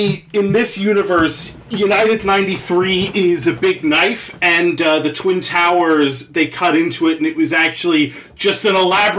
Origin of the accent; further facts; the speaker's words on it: Canada; I'm Canadian.